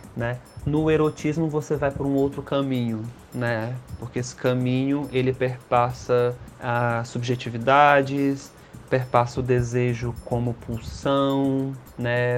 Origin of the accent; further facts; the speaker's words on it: Ceará, Brazil; sou cearense